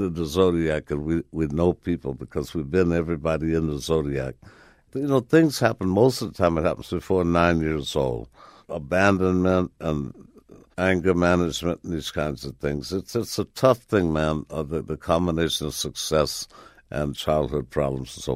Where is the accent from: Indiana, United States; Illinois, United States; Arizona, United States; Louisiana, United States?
Illinois, United States; Chicago; it was here in Chicago, yeah. Right in Chicago